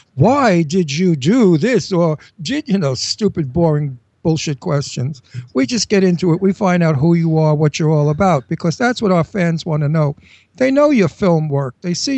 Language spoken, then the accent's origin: English; New York City, New York, United States; accent: Brooklynese; I'm Italian from Brooklyn